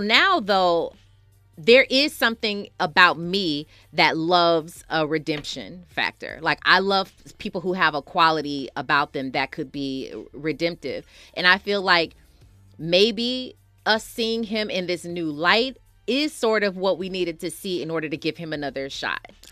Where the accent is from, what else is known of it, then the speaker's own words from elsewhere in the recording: Milwaukee, Wisconsin, United States; Milwaukee, Wisconsin is my hometown